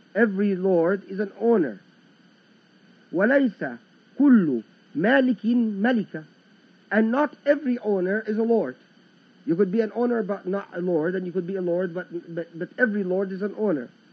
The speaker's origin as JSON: {"language": "English", "country": "Egypt", "said": "I am from the Egyptian lands"}